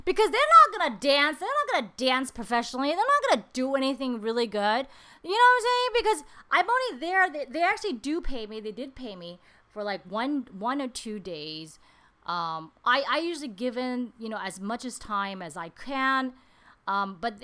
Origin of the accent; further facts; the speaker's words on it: New York City, New York, United States; moved away as an adult; now in Taiwan; when I was growing up in Queens